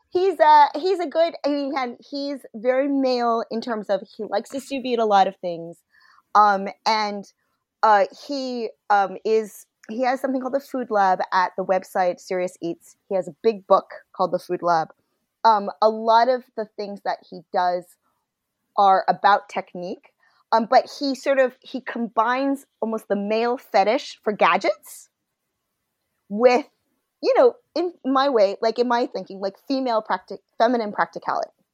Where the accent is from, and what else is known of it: United States